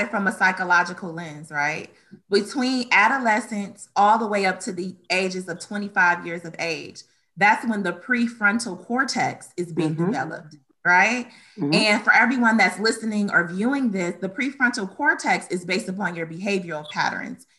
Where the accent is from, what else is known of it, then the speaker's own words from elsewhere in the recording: Detroit, Michigan, United States; also born or lived in Romulus, Michigan; I was born and raised in Detroit, Michigan